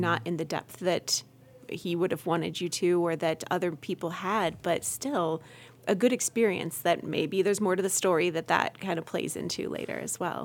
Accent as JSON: {"language": "English", "area": "Medina County", "region": "Ohio", "country": "United States", "tie": "born or raised there", "said": "I grew up in Medina"}